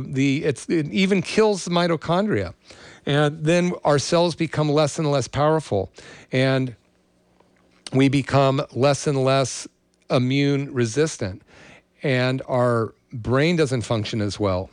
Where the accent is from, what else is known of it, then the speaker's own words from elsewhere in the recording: Berkeley, California, United States; now in Santa Cruz, United States; I grew up in the Berkeley area during the People's Park era